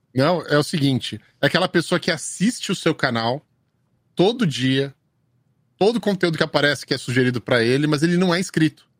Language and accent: Portuguese; São Paulo, Brazil; now in United States; eu sou um desses moleques que nasceu no centro de São Paulo, sabe? E viveu a vida inteira no centro de São Paulo.